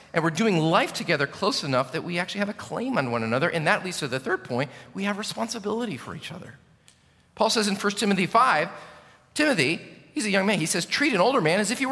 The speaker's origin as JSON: {"language": "English", "country": "United States", "said": "as an American pastor."}